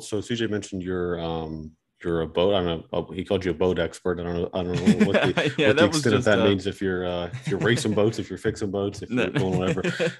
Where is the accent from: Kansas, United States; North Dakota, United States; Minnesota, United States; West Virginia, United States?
West Virginia, United States